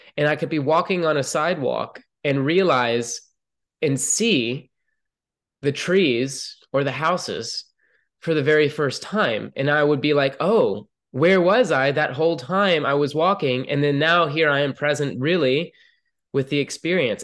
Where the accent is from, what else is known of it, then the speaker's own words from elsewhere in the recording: Atlanta, Georgia, United States; moved away as an adult; I grew up in Atlanta, Georgia